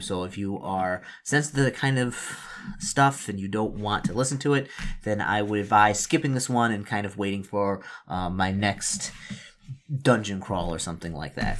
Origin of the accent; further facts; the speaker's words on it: Detroit, Michigan, United States; moved away; since I'm originally from Detroit, and I know the area